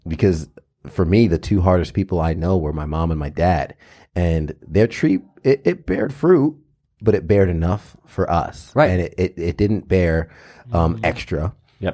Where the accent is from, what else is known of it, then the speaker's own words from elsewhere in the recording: New York, United States; I was subject to this growing up in in um, elementary and Catholic school and and uh, in New York